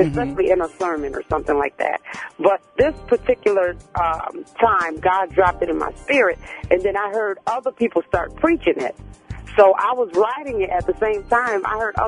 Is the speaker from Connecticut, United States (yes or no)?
yes; Bridgeport, Connecticut, United States; I was born and raised in Bridgeport, Connecticut